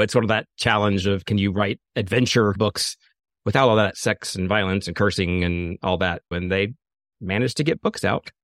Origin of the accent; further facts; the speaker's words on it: the South, United States; I grew up in the South